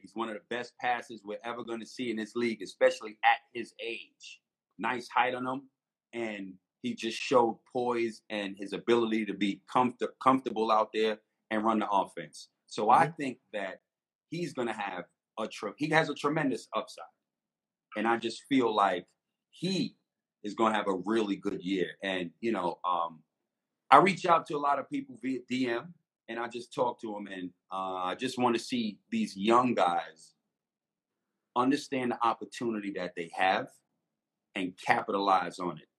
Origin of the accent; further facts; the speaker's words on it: United States; I'm American